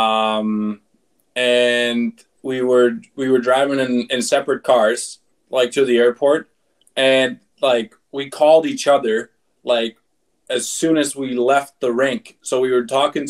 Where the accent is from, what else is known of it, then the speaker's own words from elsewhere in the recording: Aalborg, North Denmark Region, Denmark; moved away; my hometown pro team, Aalborg Pirates.